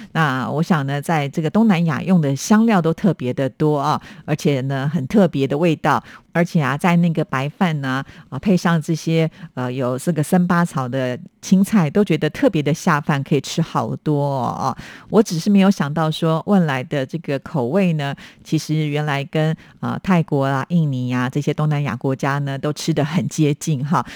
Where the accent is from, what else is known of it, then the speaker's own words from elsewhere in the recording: Taiwan; 我们在台湾